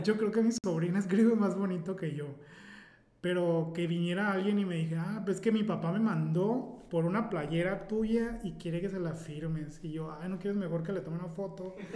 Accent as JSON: {"language": "Spanish", "town": "Mazatlán", "region": "Sinaloa", "country": "Mexico", "said": "soy un simple mazotleco"}